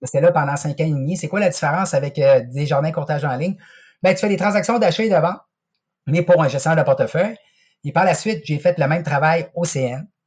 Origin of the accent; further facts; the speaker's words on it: Quebec City, Quebec, Canada; moi, je suis originaire de Québec